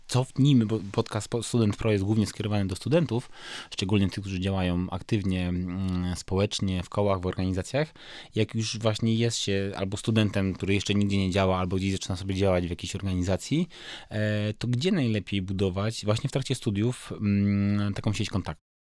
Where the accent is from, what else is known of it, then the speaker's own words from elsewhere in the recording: Wrocław, Lower Silesian Voivodeship, Poland; ja z Wrocławia